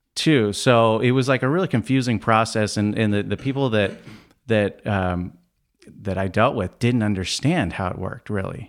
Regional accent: Scottsdale, Arizona, United States; Growing up in Scottsdale

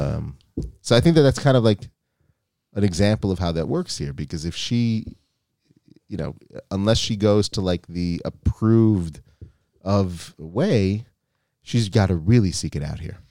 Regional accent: United States; now in Israel; you and I grew up in the States

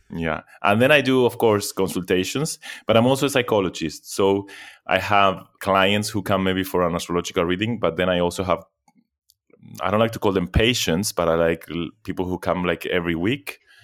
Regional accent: Argentina; also born or lived in Europe; now in Athens, Greece; I was born in Argentina, but I moved to Europe. many years ago

